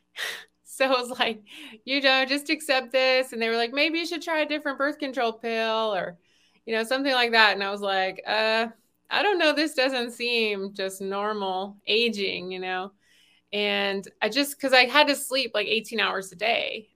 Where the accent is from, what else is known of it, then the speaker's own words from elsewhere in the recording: the South, United States; I grew up in the South eating, you know, biscuits